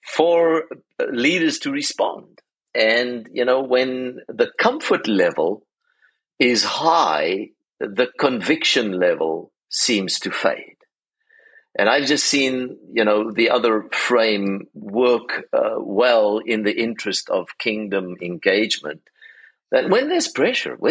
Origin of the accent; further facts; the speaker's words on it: South Africa; now in Charlotte, United States; being a South African